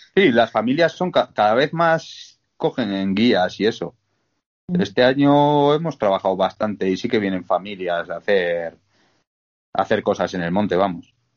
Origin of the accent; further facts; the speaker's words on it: Bergara, Basque Country, Spain; moved away as an adult; now in Montaña Palentina, Spain; soy de, de Vergara, del País Vasco